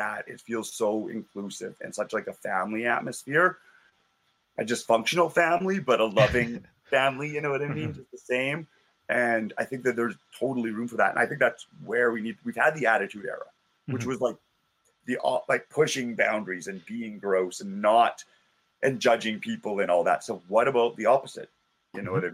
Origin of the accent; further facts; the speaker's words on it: Calgary, Alberta, Canada; growing up in Calgary